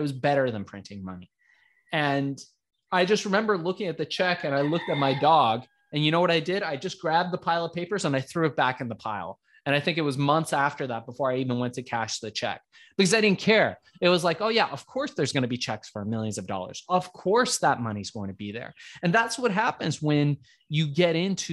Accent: Iran; now in United States; I was born in Iran. We came here as immigrants to the United States.

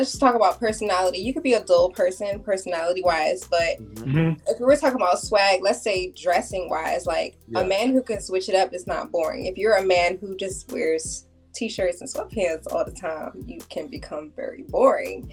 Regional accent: Silver Spring, Maryland, United States; also born or lived in Germantown, Maryland; I'm from Maryland. I grew up in Silver Spring, Germantown as well, from the area

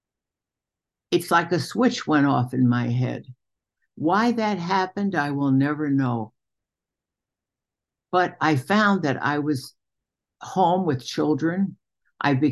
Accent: New York City, New York, United States; now in Geneva, Illinois, United States; I was born in Brooklyn, New York, into a traditional Jewish family

